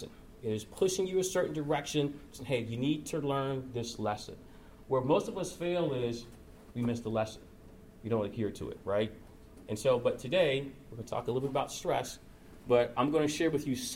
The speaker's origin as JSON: {"language": "English", "region": "Georgia", "country": "United States", "also_born_or_lived": "Chicago", "moved": "as an adult", "lives_now": "Louisville, United States", "said": "I'm originally from Georgia, so I have thin blood, thin skin"}